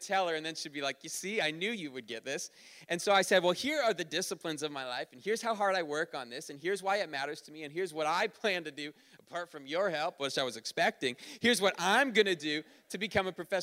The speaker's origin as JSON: {"language": "English", "region": "Ontario", "country": "Canada", "tie": "born or raised there", "moved": "yes", "said": "I grew up in Ontario"}